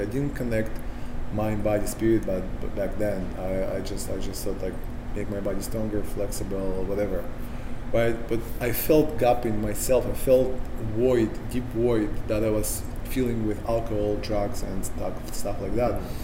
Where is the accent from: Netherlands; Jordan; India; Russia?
Russia; Sakhalin Oblast; English is a second language; moved away; I grew up in the Soviet Union, so any re- the only religion we have is communism.